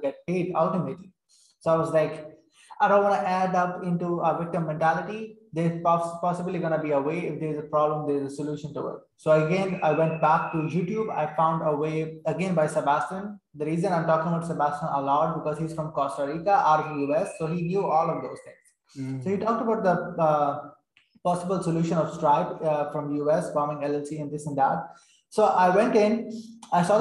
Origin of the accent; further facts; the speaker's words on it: Saudi Arabia; English is a second language; I'm born and raised in Saudi Arabia. I spent my whole life over there